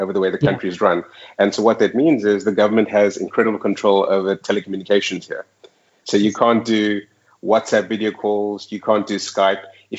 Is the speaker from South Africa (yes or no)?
yes; Johannesburg, Gauteng, South Africa; moved away as an adult; now in Dubai, United Arab Emirates; Yeah, so, you know, I'm from South Africa, which is quite a... And I was living in Johannesburg for like the last 15 years